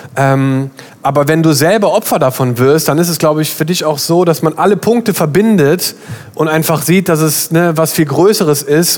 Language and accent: German; Germany; wir sind alle in Deutschland aufgewachsen